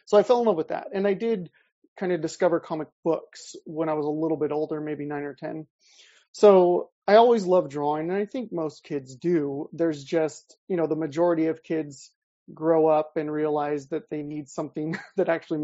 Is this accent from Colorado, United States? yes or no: no; Salinas, California, United States; moved away as an adult; also born or lived in Bay Area; I grew up in Salinas